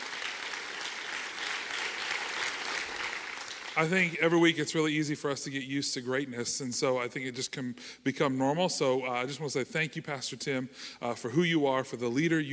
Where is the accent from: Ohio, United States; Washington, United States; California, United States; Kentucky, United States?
Ohio, United States; Canal Winchester; I was born and raised in Kanawha Winchester, grew up here, graduated from Kanawha Winchester High School